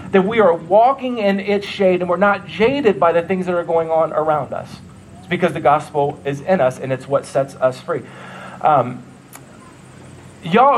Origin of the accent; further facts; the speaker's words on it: Ohio, United States; also born or lived in New York; now in Nebraska, United States; That's where I'm from. I'm from Ohio